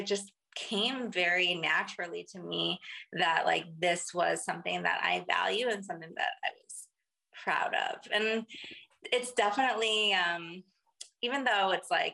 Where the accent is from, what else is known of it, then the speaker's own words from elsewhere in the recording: Minneapolis, Minnesota, United States; I grew up in Minneapolis, Minnesota